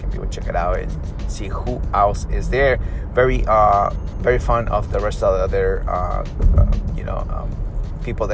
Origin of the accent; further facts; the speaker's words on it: Peru; moved away; growing up in Peru